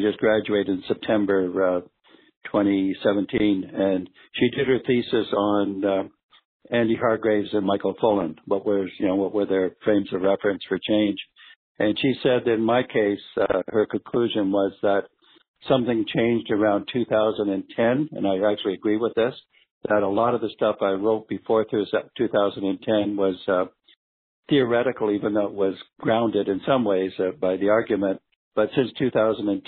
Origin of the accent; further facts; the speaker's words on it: Toronto, Ontario, Canada; So we grew up here in Toronto. I'm still based here.